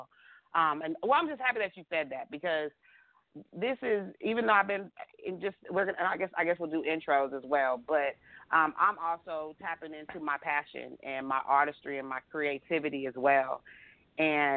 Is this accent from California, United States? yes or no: no; Texas, United States; I'm from Texas